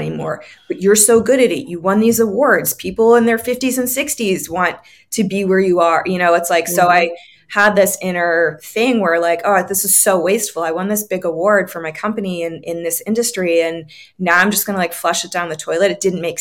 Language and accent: English; New England, United States; I grew up on the East Coast